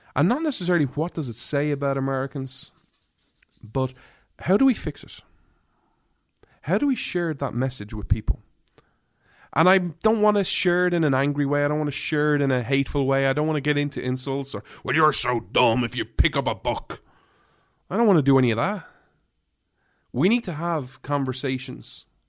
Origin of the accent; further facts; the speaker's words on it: Ireland; now in United States; being an outsider, an Irishman.